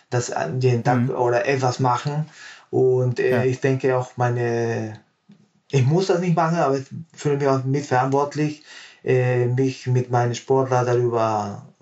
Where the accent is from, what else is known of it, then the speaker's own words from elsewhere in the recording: Peru; now in Germany; Also ich bin gebürtiger Peruaner. Ja. Und ich habe in Peru mit Gewichtheben so angefangen.